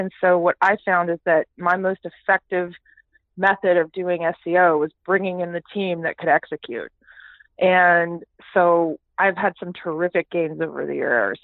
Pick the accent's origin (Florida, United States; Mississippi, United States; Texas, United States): Texas, United States; Houston; also born or lived in Toronto, Canada / Calgary, Canada; I am a Canadian born, okay. but I grew up in the great state of Texas.